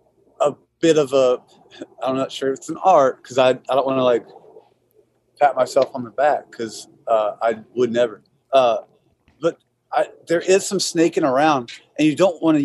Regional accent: Irmo, South Carolina, United States; I'm from Irmo. They're like rival football schools, like just down the street from one another

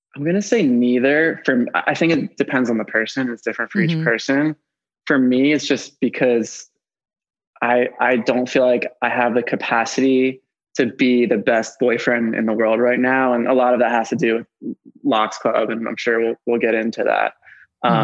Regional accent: Philadelphia, Pennsylvania, United States; I'm 29 and I'm from Philadelphia

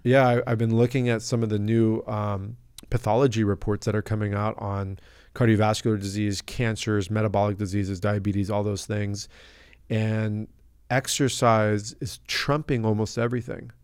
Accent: La Jolla, California, United States; I'm from La Jolla, California, born and raised.

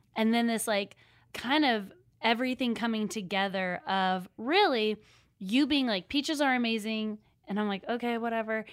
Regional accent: Seattle, Washington, United States; moved away as an adult; now in Nashville, United States; I'm from Seattle. We are living in Nashville

